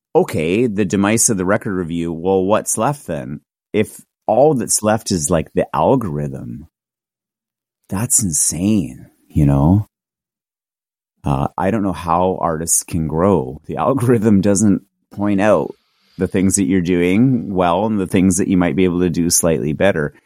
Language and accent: English; Victoria, British Columbia, Canada; my hometown, which was Victoria